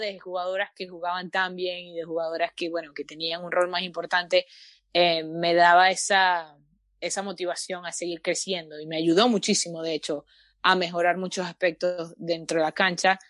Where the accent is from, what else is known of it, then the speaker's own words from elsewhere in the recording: Venezuela; now in Canada; yo soy venezolana